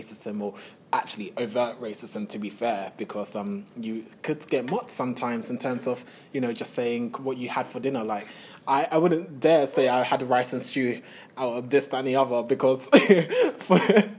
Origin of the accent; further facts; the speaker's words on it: United Kingdom; accent: Queen's English; I was born here in Great Britain